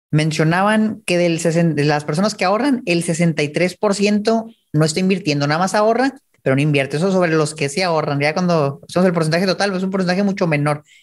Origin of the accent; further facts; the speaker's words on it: Chihuahua, Mexico; yo soy de Chihuahua